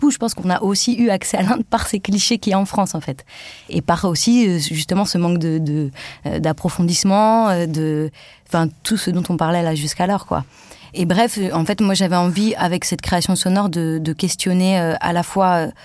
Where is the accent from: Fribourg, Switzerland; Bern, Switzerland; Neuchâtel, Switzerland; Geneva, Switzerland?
Fribourg, Switzerland; Cousset; also born or lived in Mumbai; Je suis d'origine indienne. Je suis née à Bombay, dans une ville de plus de 12 millions d'habitants mais j'ai poussé à Cousset, dans un village de moins de 800 habitants.